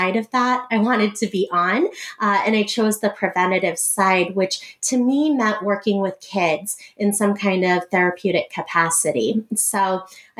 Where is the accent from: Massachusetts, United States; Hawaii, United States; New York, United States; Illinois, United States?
Massachusetts, United States; Boston; moved away as an adult; now in Iowa, United States; I grew up in Boston, Massachusetts, right outside of Boston. And I came to Iowa in 2007